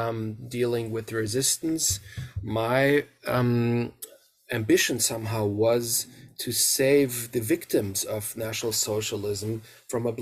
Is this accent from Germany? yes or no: yes; Mainz, Rhineland-Palatinate, Germany; now in Münster, Germany; I grew up in the western part of Germany, in the area of Mainz, which is close to the River Rhine, in the area around Frankfurt